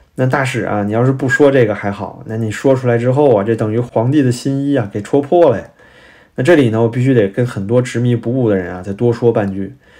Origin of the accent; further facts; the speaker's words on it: China; 我们中国人